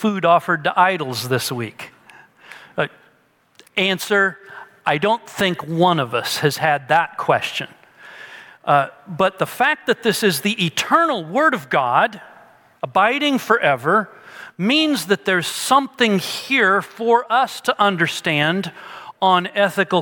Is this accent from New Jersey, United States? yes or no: no; Peoria, Illinois, United States; we're from Peoria is that we both grew up using that word, sody